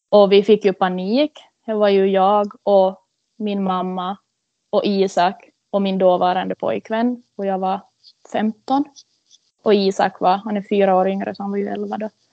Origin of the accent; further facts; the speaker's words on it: Korsholm, Ostrobothnia, Finland; Jag är ju född och uppvuxen här i Korsholm